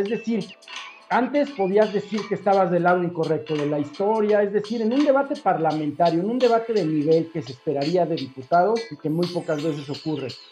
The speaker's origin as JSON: {"language": "Spanish", "country": "Mexico", "said": "la gente que vive en mi país"}